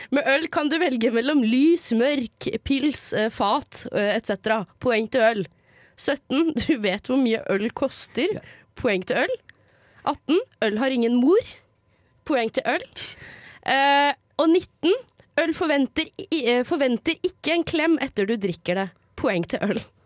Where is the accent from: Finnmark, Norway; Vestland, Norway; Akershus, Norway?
Akershus, Norway; Lørenskog; jeg kommer fra Lørenskog, som er rett utenfor eh, Oslo